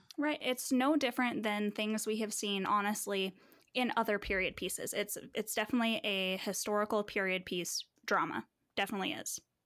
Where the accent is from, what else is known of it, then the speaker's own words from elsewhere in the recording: Manitou Springs, Colorado, United States; specifically Manitou Springs, where I think there was one black classmate in my whole school, and I wasn't even with him all twelve years of school